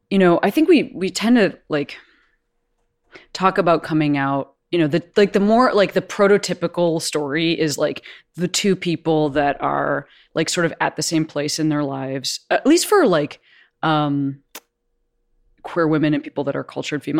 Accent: Chicago, Illinois, United States; I'm from Chicago, that's where I grew up.

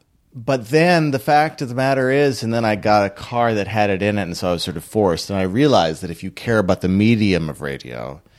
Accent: Minneapolis, Minnesota, United States; also born or lived in Washington State; I'm from Minneapolis.

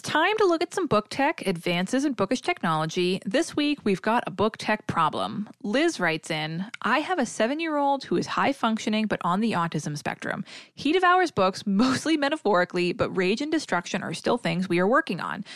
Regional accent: New England / Massachusetts, United States; accent: New England; my New England accent

